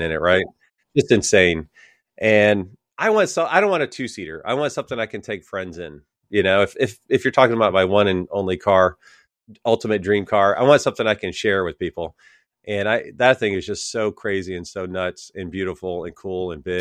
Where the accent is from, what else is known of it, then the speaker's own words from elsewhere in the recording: Jacksonville, Florida, United States; I grew up in Jacksonville